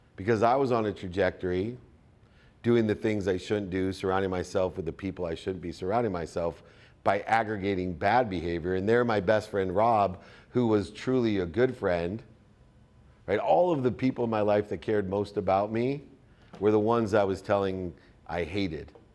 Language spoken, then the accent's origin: English; San Diego, California, United States; living in my hometown of San Diego